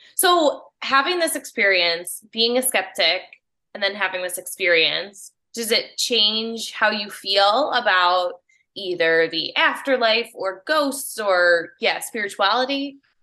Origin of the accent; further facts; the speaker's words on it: Palos Heights, Illinois, United States; I'm from Payless Heights. It's by, like, Orland Park